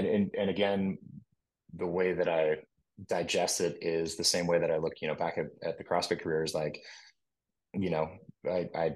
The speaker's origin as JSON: {"language": "English", "town": "Austin", "region": "Texas", "country": "United States", "also_born_or_lived": "California", "moved": "yes", "lives_now": "Cookeville, United States", "said": "I'm from Austin, Texas"}